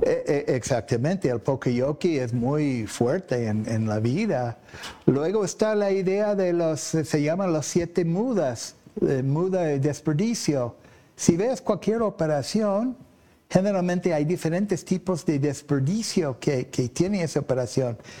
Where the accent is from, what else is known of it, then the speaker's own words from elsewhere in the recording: Oklahoma, United States; Spanish is a second language; moved away as an adult; also born or lived in Boston, Massachusetts, United States; now in Mexico; yo soy americano que vine a México ah, en 1981 lo que pasa, yo nací en Estados Unidos, en Boston, crecí allí. Eh, mi papá era un investigador de meteorología y nos cambiamos a Oklahoma